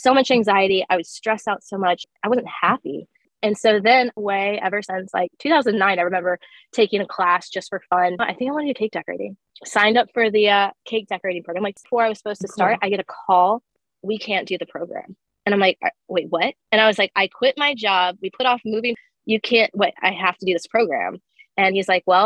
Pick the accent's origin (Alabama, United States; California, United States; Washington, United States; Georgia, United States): Alabama, United States; moved away; I was one of four students in my class from Alabama.